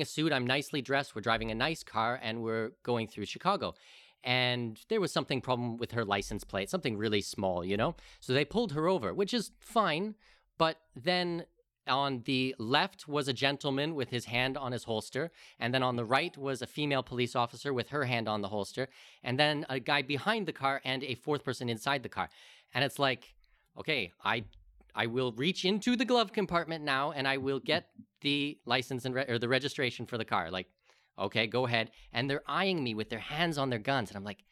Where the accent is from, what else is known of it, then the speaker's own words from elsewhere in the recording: Canada; moved away; I'm Canadian as well